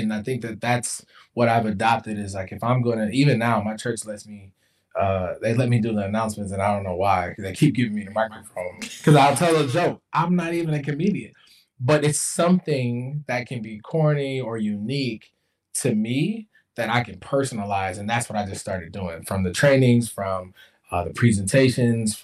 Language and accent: English; Jackson, Mississippi, United States; moved away; also born or lived in Midwest; I was born in Jackson, Mississippi